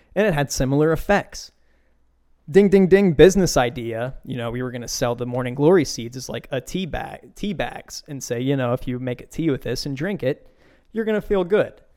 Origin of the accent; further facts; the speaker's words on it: Beaver County, Pennsylvania, United States; where I grew up in Beaver County